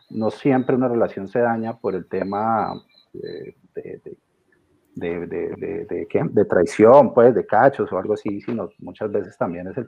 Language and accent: Spanish; Cúcuta, Norte de Santander, Colombia; moved away as an adult; now in Australia; Fernanda y yo, una pareja, llevamos eh, tres años y medio de casados, siete y algo más de conocernos. Somos de Cúcuta, allá en Colombia.